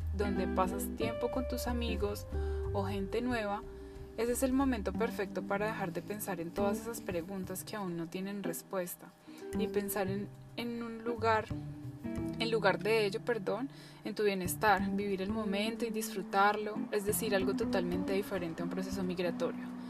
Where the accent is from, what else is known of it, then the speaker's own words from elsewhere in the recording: Colombia; moved away; desde que salí de Colombia, desde mi país